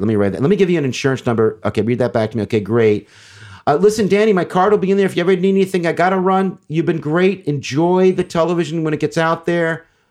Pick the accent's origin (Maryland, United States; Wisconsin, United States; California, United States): California, United States; Beverly Hills; I grew up in Beverly Hills in the sixties